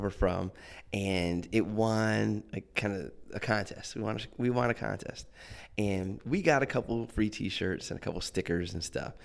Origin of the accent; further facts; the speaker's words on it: Akron, Ohio, United States; moved away as an adult; also born or lived in Boston; now in Washington, D.C., United States; we're from um, yeah the Akron area, Cleveland, Akron